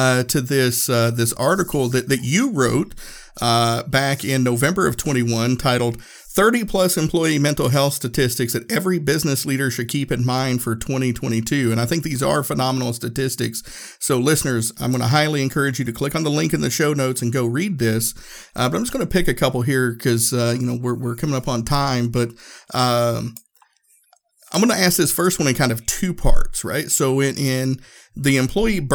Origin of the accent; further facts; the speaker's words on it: Northeast Tennessee, United States; now in Indianapolis, United States; I'm originally from Northeast Tennessee, but now live outside of Indianapolis